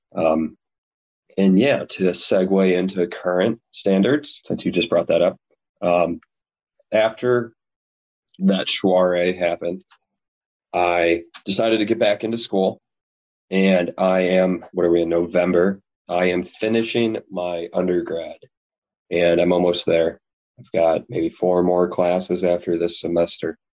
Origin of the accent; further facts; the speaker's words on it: Chicago suburbs, Illinois, United States; I was born and raised in the Chicago suburbs